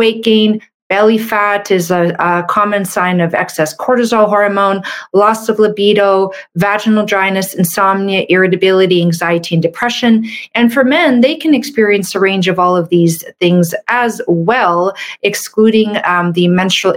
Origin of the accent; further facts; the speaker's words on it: Canada; I'm a Canadian medical doctor